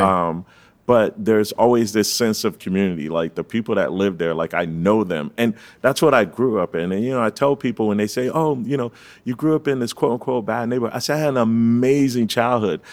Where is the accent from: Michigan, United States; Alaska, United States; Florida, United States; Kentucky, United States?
Florida, United States; Fort Lauderdale; I'm From the three three three one one